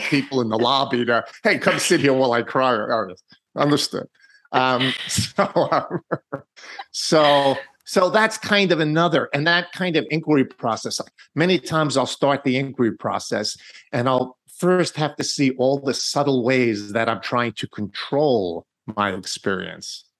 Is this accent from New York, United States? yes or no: yes; New York, United States; I'm from New York